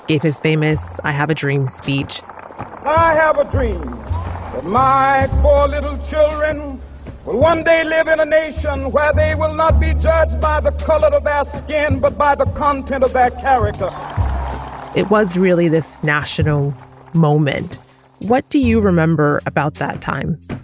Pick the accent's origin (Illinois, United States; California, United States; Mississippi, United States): Illinois, United States; Chicago; I grew up in Chicago